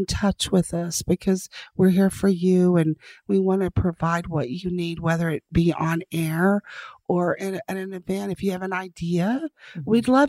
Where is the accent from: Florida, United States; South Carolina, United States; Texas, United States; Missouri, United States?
Texas, United States; Denver City; I mean, I grew up in Denver City, Texas. So I grew up in the oil field and I'm very fortunate.